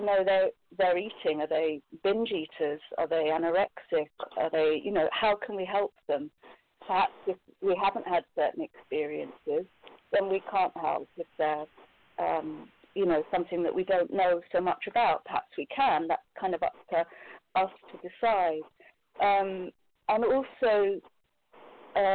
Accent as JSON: {"language": "English", "region": "Scotland", "country": "United Kingdom", "said": "I'm from Scotland in the United Kingdom"}